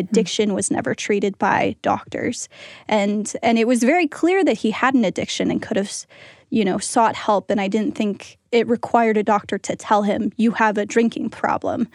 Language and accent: English; Pennsylvania, United States; I'm from Pennsylvania